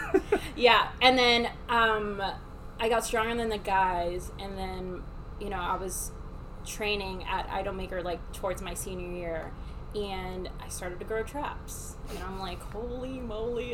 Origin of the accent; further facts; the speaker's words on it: Miami, Florida, United States; I was raised in Miami.